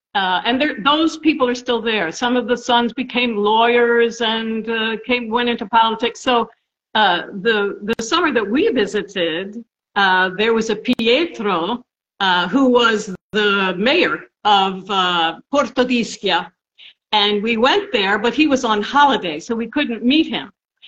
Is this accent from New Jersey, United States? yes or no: yes; Princeton, New Jersey, United States; Princeton, New Jersey.